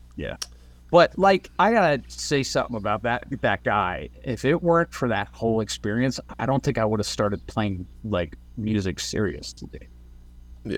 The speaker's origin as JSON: {"language": "English", "region": "New Jersey", "country": "United States", "said": "we're from Jersey because we literally are from Jersey everywhere"}